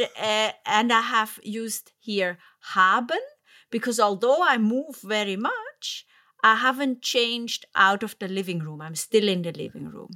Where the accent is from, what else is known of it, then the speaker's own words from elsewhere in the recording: Zurich, Switzerland; Zurich in the German speaking part and mm-hmm. Andrea's hometown, also my hometown